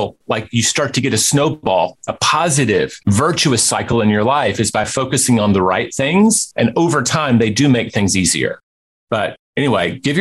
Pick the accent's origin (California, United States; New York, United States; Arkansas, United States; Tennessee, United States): Tennessee, United States; Memphis; Memphis, my hometown